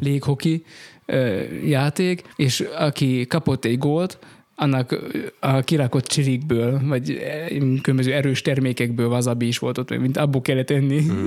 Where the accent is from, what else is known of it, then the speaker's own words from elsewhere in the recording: Rimavská Sobota, Banská Bystrica Region, Slovakia; én Rimaszombati vagyok eredetileg is, és itt konfirmáltam